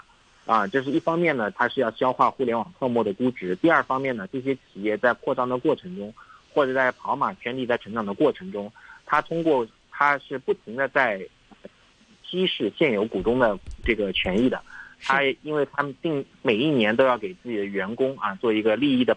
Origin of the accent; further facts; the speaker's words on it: China; 对我们中国人说